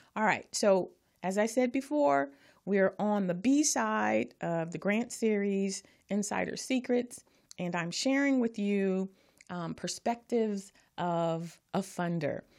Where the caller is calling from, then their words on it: Carson, California, United States; I'm calling from Carson, California